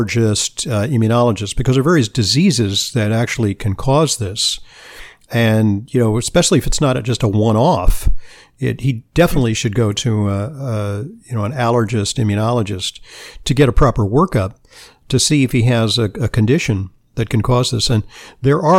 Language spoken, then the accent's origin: English; Southern California, United States; I grew up in Southern California